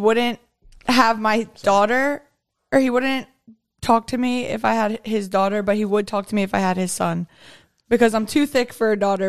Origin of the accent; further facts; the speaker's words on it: Drexel Hill, Pennsylvania, United States; I grew up in Drexel.